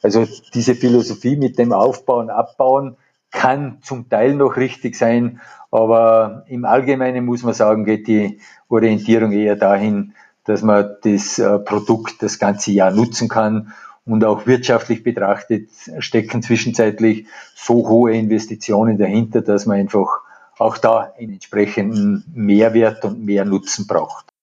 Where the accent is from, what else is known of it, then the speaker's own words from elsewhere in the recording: Abtenau, Salzburg, Austria; bei uns in Abtenau beispielsweise die Rodelbahn